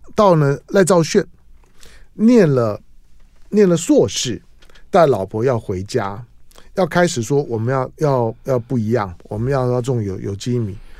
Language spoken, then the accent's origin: Chinese; Taipei, Taiwan; 我们台北人